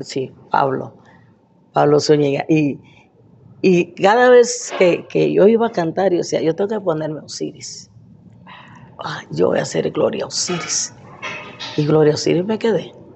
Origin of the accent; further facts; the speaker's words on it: Morales, Izabal, Guatemala; moved away as an adult; also born or lived in New York; yo nací en Bananera